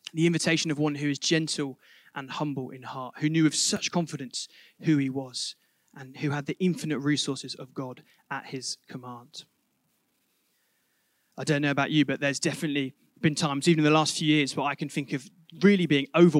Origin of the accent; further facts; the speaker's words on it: Reading, South East England, United Kingdom; moved away; my hometown of Reading